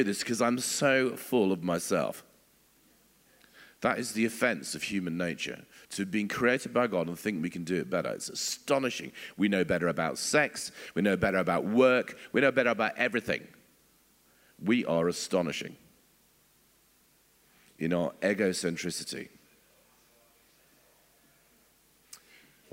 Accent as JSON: {"language": "English", "region": "England", "country": "United Kingdom", "said": "as English people"}